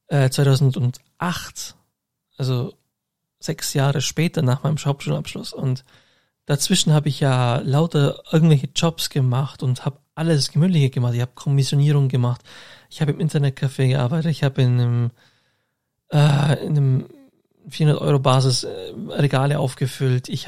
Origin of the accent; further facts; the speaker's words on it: Augsburg, Bavaria, Germany; ich bin alle zwei Wochen in Augsburg, meiner Heimatstadt.